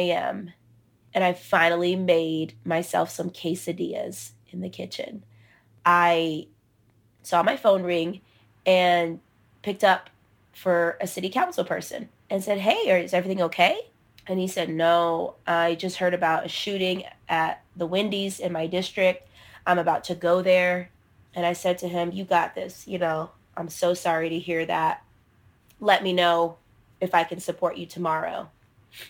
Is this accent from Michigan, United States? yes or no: no; Georgia, United States; My hometown is the place where Dr. King's failed movement happened